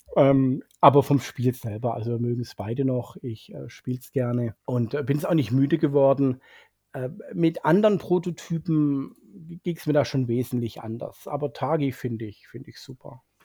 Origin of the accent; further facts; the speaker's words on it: Swabia, Germany; als Schwabe